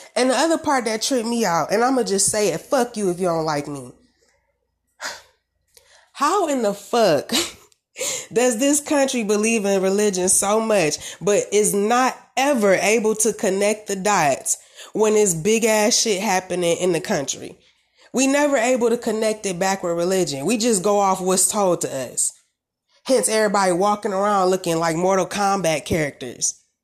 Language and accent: English; Detroit, Michigan, United States; I'm from Michigan